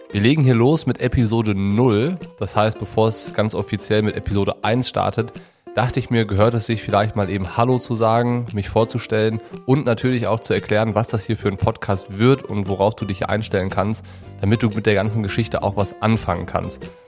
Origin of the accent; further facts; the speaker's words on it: Düsseldorf, North Rhine-Westphalia, Germany; also born or lived in Cologne / Hamburg / Nuremberg; now in Allgäu, Germany; Groß geworden bin ich in Düsseldorf und nach dem Abitur hat mich der Triathlonsport in der Weltgeschichte umherreisen lassen. Und unter anderem habe ich in Köln, Hamburg und Nürnberg gewohnt